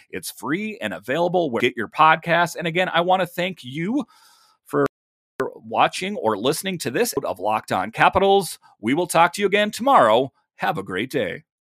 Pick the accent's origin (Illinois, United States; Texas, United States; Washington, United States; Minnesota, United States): Minnesota, United States; I'm from Minnesota myself